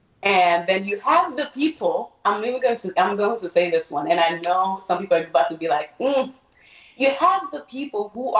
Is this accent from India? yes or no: no; Nigeria; now in United States; I grew up here for a good amount of, almost as half of my life, as I grew up in Nigeria.